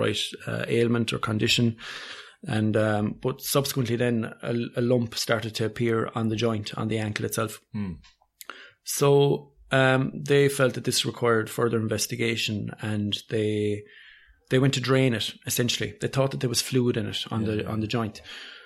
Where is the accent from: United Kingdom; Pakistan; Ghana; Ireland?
Ireland; Rathmore, Munster; now in Cork, Ireland; I'm a Kerry man. I'm from Rathmore, which is it's on the border with Cork, but it's on the right side of the border. Okay. So very much Kerry man. And so I suppose growing up, I would have been, sport was a huge part of my life.